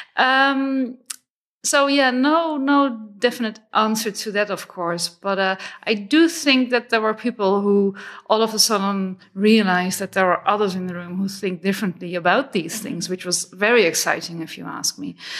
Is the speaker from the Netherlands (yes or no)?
yes; Netherlands; I'm from the Netherlands